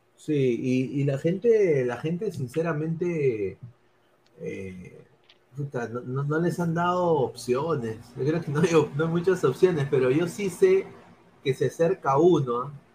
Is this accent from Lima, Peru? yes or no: yes; Lima, Peru; moved away; no vivo en Lima ahora, pero sí, sí soy limeño y obviamente quiero lo mejor para Lima